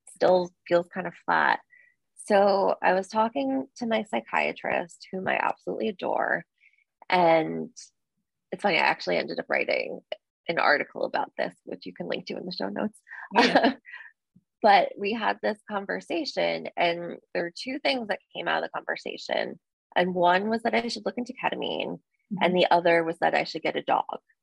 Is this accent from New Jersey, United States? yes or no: yes; New Jersey, United States; I'm from New Jersey.